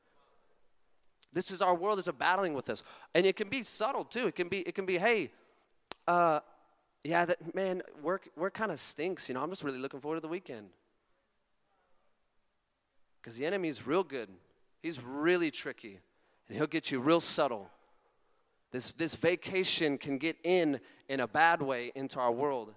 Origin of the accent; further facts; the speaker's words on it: California, United States; accent: Californian; My like Californian accent